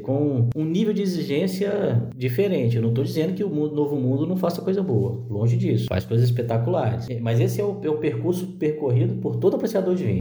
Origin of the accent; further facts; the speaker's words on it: Minas Gerais, Brazil; eu, como mineiro que sou